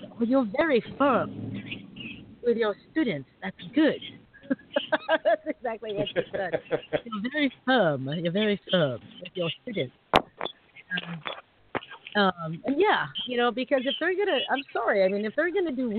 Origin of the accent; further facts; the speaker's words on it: United States; I was born here, you know, as Asian American